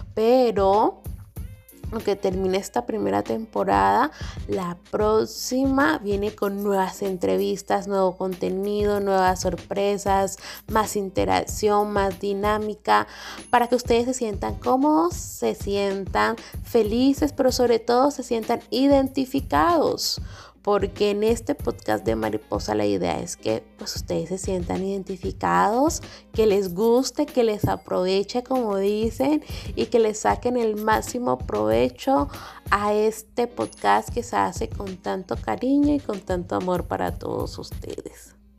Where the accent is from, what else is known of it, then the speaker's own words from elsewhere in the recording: San Andrés, San Andrés and Providencia, Colombia; nuestra isla